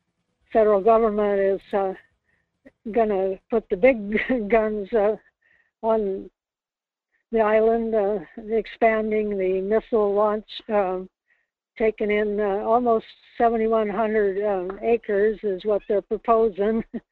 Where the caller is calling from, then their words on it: Kodiak, Alaska, United States; It's … calling from Kodiak.